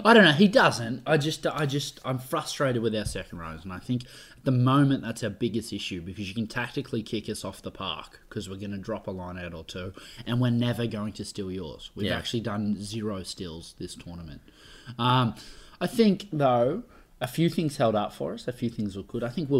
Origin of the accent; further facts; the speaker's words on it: Australia; No, well, honestly, and this will piss everyone off who just thinks we're Aussie bias